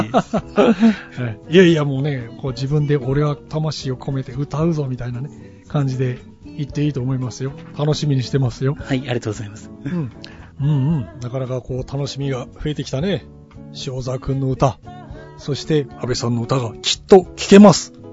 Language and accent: Japanese; Kumamoto, Japan; 僕の地元の熊本では